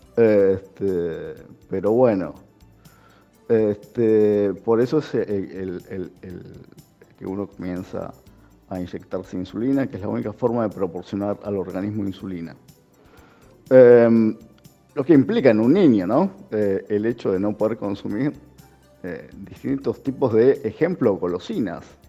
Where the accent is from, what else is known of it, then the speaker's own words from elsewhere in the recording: Argentina; soy argentino, tengo 44 años